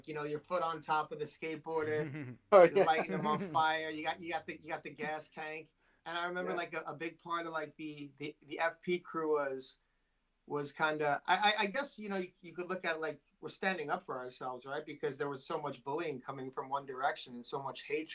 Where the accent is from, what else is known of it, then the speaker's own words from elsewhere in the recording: New York, United States; I'm from New York